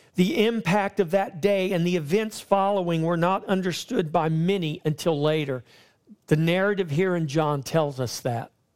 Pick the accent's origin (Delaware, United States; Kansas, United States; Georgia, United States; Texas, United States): Texas, United States; Victoria; my hometown of Victoria, Texas